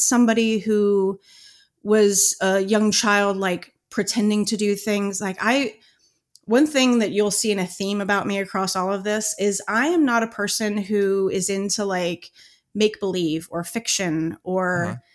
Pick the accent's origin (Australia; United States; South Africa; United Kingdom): United States; Cincinnati, Ohio; I grew up in Cincinnati. I grew up in the northern suburbs of Cincinnati